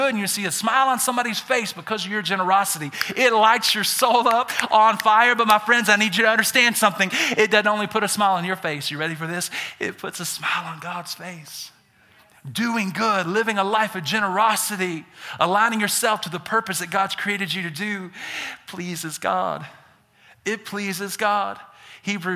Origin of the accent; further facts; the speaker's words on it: Birmingham, Alabama, United States; accent: Southern; now in Idaho, United States; I'm born and raised in Birmingham, Alabama. I'm a Southerner. I got some accent.